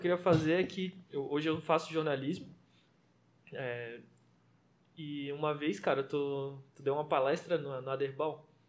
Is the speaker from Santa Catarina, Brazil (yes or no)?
yes; Florianópolis, Santa Catarina, Brazil; eu cresci sim no, no Morro da Chácara, não sei se a galera vai conhecer, mas é atrás do Morro do Havaí